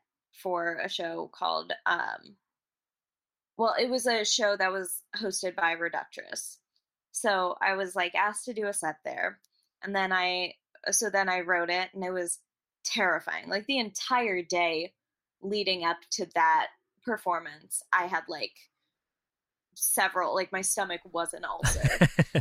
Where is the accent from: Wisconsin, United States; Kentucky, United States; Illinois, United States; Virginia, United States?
Kentucky, United States; also born or lived in England / Chicago / Boston; I grew up in Kentucky.